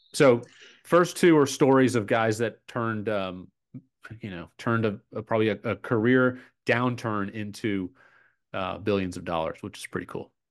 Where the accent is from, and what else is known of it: Atlanta, Georgia, United States; born or raised there